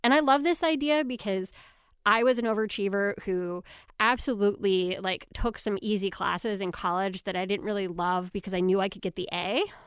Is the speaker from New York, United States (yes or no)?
yes; New York, United States; I grew up in New York, so I took the Regents exams